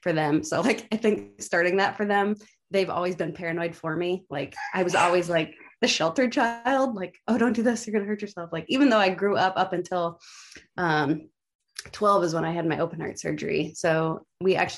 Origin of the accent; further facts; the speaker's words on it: Sandusky, Ohio, United States; I was born in Sandusky